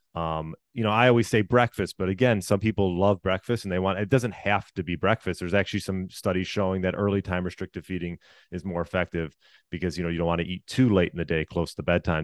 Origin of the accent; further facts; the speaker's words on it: Chicago, Illinois, United States; also born or lived in Deerfield, Illinois; I was born outside Chicago, uh, yeah, just, just outside Chicago, Illinois